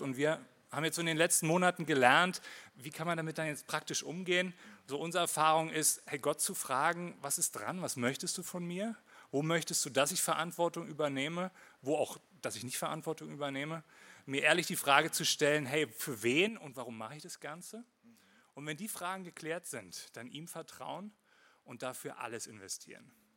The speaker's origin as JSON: {"language": "German", "region": "Berlin", "country": "Germany", "tie": "born or raised there", "also_born_or_lived": "Winterthur, Switzerland / Lake Thun, Switzerland", "accent": "Hochdeutsch", "moved": "as an adult", "lives_now": "Switzerland", "said": "Ich bin in Marzahn aufgewachsen"}